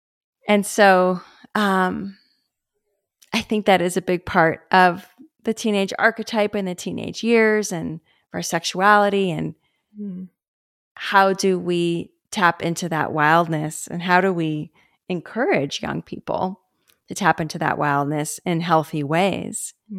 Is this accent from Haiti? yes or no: no; Los Angeles, California, United States; because of where I grew up and the subculture that I grew up in West LA and the conversations around sexuality, I didn't carry that shame layer.